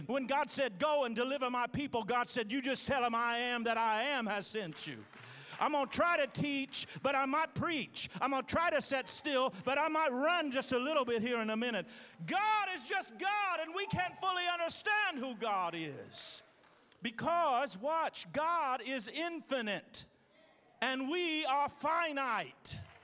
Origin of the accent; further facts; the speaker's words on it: Terre Haute, Indiana, United States; moved away; I'm from Terre Haute, Indiana.